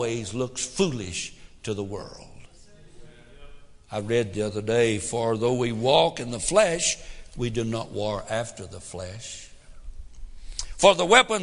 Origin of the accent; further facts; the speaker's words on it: Tennessee, United States; I'm from Tennessee. I'm a hick.